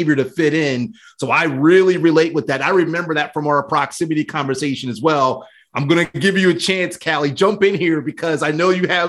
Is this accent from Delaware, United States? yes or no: yes; Wilmington, Delaware, United States; I grew up in Wilmington, Delaware